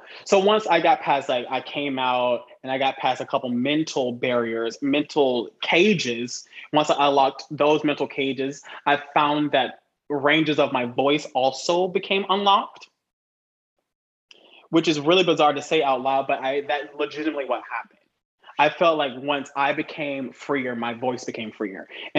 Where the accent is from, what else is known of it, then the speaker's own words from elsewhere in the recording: the South, United States; I'm from the South. You have to go back. I'm from the South. So everyone in the South speaks down here, right? Everyone's like slow